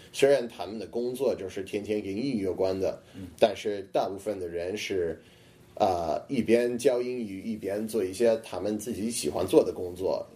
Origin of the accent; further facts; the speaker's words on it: Boston, Massachusetts, United States; Chinese is a second language; moved away as an adult; now in Beijing, China; 我在波士顿，也白人很多